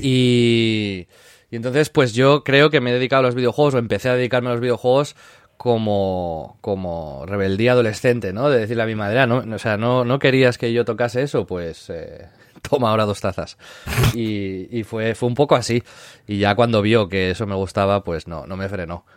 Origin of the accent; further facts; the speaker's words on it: Tiana, Catalonia, Spain; yo nací en, Tiana, que es un pueblo del Maresma, al lado de Barcelona